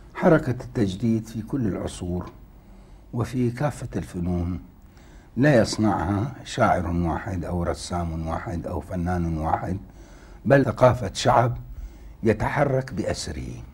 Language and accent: Arabic; Baghdad, Baghdad Governorate, Iraq; شهدت بغداد منذ مولدي حتى الآن